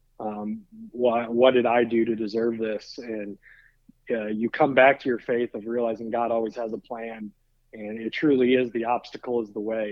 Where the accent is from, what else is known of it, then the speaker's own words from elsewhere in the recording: South Bend, Indiana, United States; growing up in South Bend, Indiana